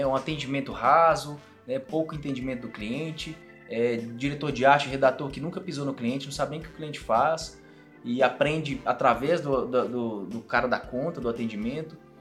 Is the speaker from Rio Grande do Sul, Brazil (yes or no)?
no; Patos de Minas, Minas Gerais, Brazil; moved away as an adult; also born or lived in Belo Horizonte; eu sou de Patos de Minas, igual você falou, entrei na universidade lá